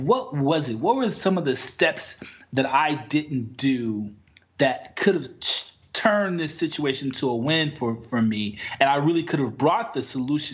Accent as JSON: {"language": "English", "town": "Chicago", "region": "Illinois", "country": "United States", "also_born_or_lived": "Washington, D.C.", "moved": "yes", "said": "I'm from Chicago."}